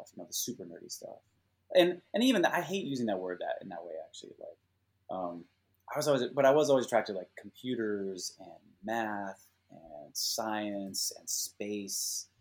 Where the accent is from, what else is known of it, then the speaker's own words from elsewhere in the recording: Minnesota, United States; moved away as an adult; now in Silicon Valley, United States; I did feel kind of landlocked mentally and physically growing up in Minnesota